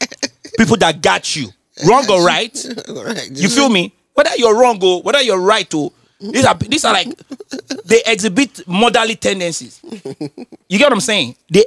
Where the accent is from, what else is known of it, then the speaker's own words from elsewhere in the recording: London, United Kingdom; Because I'm from London.